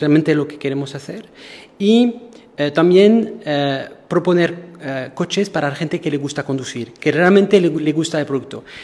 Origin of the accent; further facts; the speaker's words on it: Marseille, Provence-Alpes-Côte d'Azur, France; Spanish is a second language; moved away as an adult; now in Portugal; Soy francés, eh, pero del sur de Francia, soy un latino